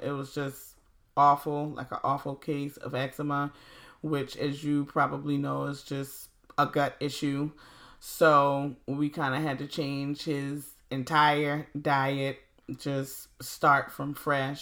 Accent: Low Country, Hilton Head Island, Beaufort, South Carolina, United States; here in my hometown of the Low Country, Hilton Head Island, Beaufort

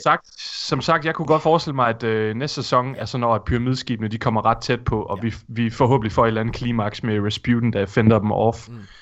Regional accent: Thisted, North Denmark Region, Denmark; moved away; hvor jeg kommer fra, Morten? Tissted

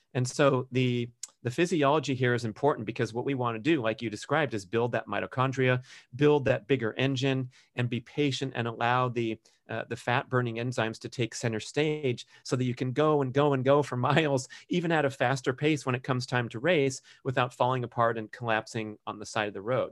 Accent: Los Angeles, California, United States; my growing up in Los Angeles

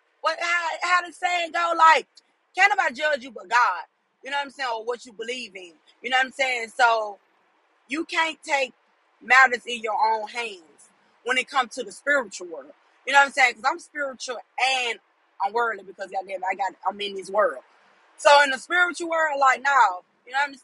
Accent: Memphis, Tennessee, United States; I'm from Memphis

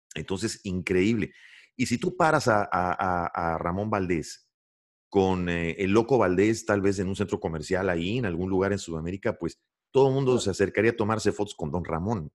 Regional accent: Mexico; also born or lived in Santiago, Chile; como mexicano

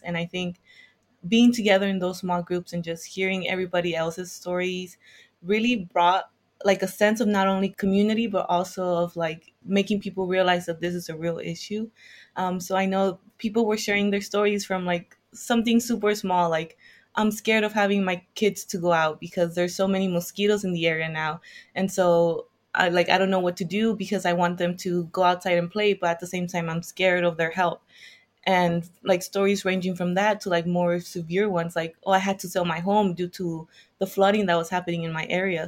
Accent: Hawthorne, California, United States; moved away; I'm from California, uh, the southern part of California. So I'm from Hawthorne, which is around 10 minutes from the airport.

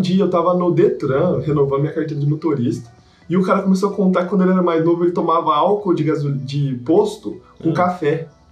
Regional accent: Minas Gerais, Brazil; eu sou mineiro

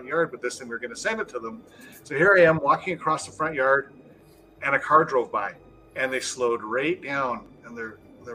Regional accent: Canada; I am from Canada

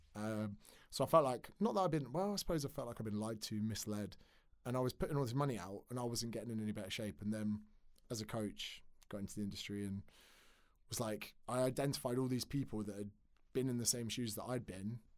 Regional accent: Windsor, South East England, United Kingdom; moved away as an adult; also born or lived in Surrey / Australia; grew up in Berkshire

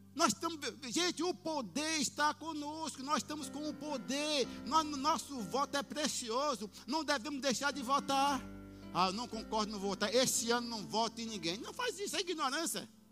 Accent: Brazil

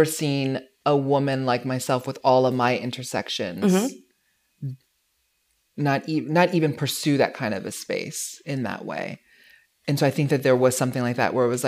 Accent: Hawaii, United States; moved away; growing up in Hawaii

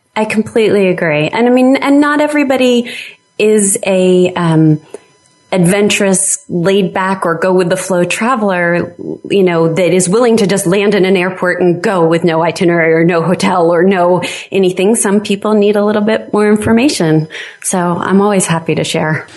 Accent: New York City, New York, United States; moved away as an adult; also born or lived in New Jersey / Delaware; now in Vermont, United States; I was born in New York City, um, and I lived in New York and New Jersey my, um, you know, uh, young and uh, adult life

